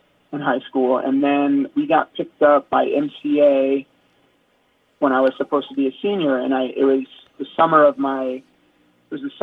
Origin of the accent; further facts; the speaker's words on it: South Florida, United States; growing up in South Florida